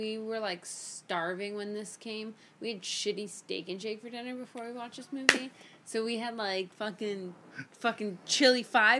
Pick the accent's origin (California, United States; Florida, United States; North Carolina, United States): Florida, United States; Miami; I'm from Miami, so I grew up.